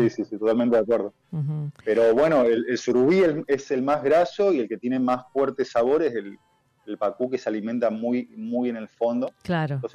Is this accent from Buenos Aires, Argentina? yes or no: no; Misiones, Argentina; a mi tierra y la mandioca.